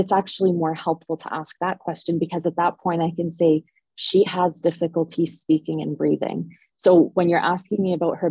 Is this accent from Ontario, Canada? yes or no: yes; Ontario, Canada; now in Edmonton, Canada; Oh, Ontario.